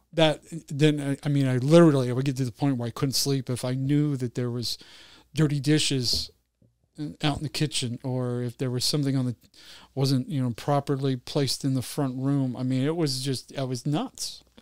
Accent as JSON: {"language": "English", "region": "Utah", "country": "United States", "tie": "born or raised there", "said": "I grew up in Utah"}